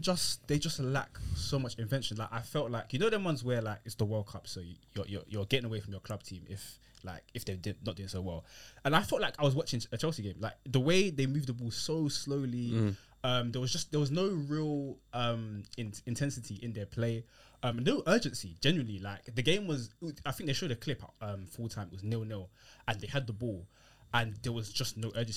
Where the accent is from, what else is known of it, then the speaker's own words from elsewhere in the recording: Nigeria; I'm Nigerian